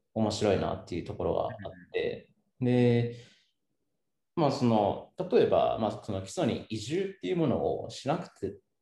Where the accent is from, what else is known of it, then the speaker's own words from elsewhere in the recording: Seki, Gifu, Japan; moved away as an adult; now in Kiso, Japan; 僕もたッくもその岐阜県の、まあ、関市の、まあ、山奥の出身